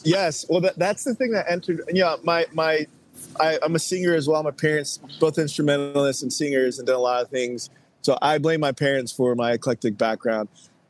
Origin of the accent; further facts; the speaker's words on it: Texas, United States; now in Nashville, United States; I'm from Texas originally. I currently live in Nashville, but I'm from Texas.